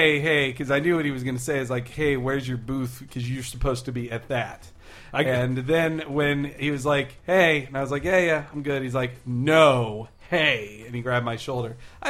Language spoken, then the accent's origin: English; Arkansas, United States; born or raised there; moved away